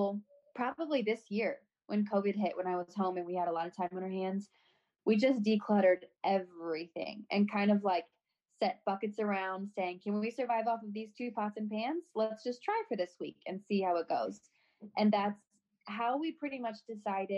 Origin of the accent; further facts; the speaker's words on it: St. Louis, Missouri, United States; we're both from St. Louis, so both of our families are here